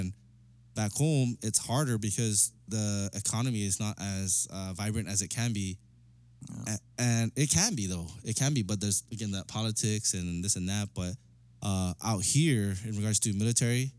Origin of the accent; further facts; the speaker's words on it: Guam; moved away as an adult; I'm from Guam, bro, from Chamorro